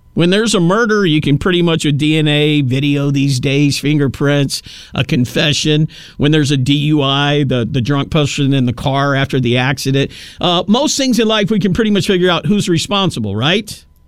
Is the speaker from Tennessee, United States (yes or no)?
yes; Tennessee, United States; moved away; my home state of Tennessee, real close to where I was actually born